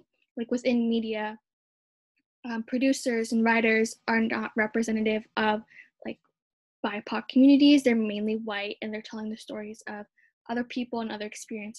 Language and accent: English; Philippines; as a Filipino